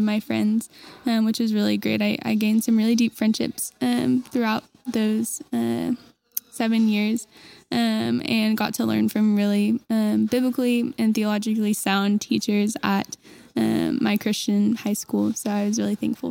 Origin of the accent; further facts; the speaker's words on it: Enid, Oklahoma, United States; I grew up in Enid, Oklahoma with my two younger siblings